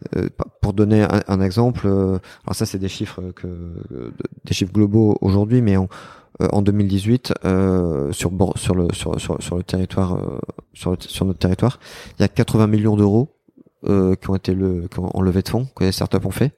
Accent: Bordeaux, Nouvelle-Aquitaine, France; j'ai quitté Bordeaux à l'âge de vingt ans, à peu près. Et, euh, et je suis rentré à Bordeaux

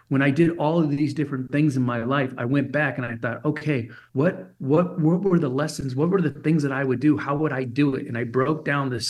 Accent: Germany; so I grew up in Germany as an illegal alien.

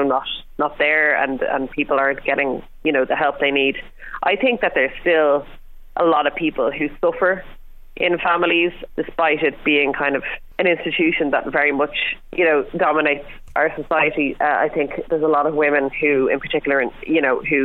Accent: Ireland; growing up in Ireland, a country that is very strongly based on the nuclear family

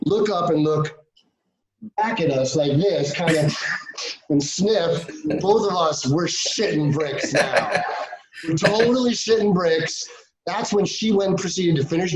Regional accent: New York, United States; moved away; I love New York. I am from New York, but I am not a city guy

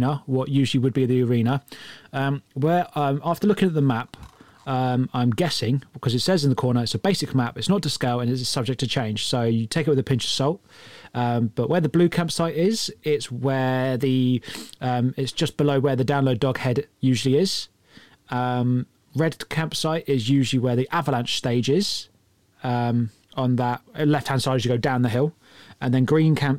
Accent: High Wycombe, South East England, United Kingdom; my own town there, or my hometown there

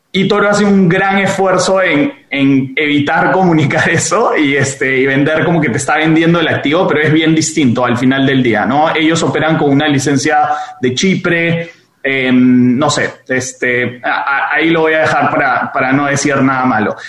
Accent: Peru; yo siendo peruano

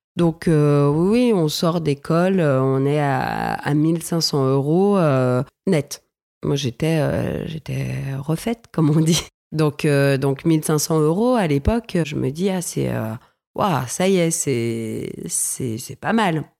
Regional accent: Villefranche-sur-Saône, Auvergne-Rhône-Alpes, France; j'ai grandi dans le Beaujolais, dans une ville qui s'appelle Villefranche-sur-Saône, juste avant Lyon

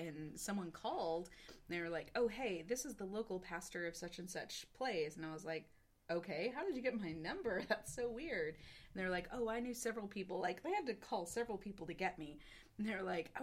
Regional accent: the South, United States; accent: Southern; also born or lived in Texas; now in North Carolina, United States; I drop in and out of a really big Southern accent

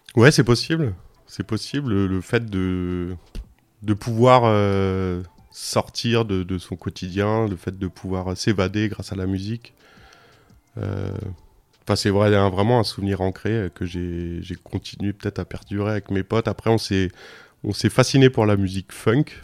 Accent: Bourges, Centre-Val de Loire, France; now in Lyon, France; je suis né à Bourges

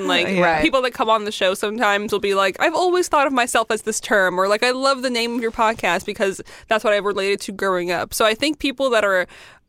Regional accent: Southern California, United States; I grew up in Southern California

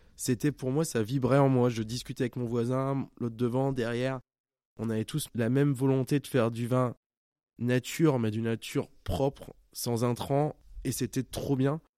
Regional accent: Champagne, Grand Est, France; je viens de Champagne

